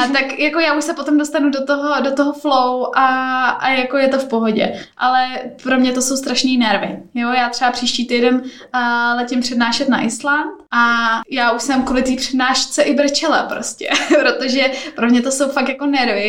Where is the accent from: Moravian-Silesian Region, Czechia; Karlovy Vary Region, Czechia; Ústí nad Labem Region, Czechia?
Ústí nad Labem Region, Czechia; Teplice District, North Bohemia; moved away as an adult; also born or lived in Prague; Já pocházím ze severních Čech, z Teplicka, z takové malé vesnice